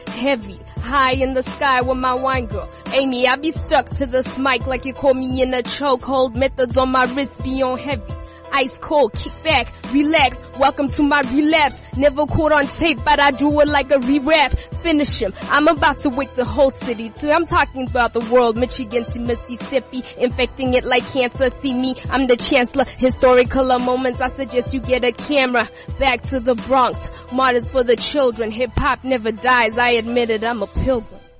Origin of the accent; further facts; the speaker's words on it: Soweto, Gauteng, South Africa; Um, I I'm originally from Soweto. Mm-hmm. I grew up between Lenasia, Soweto, and Yeoville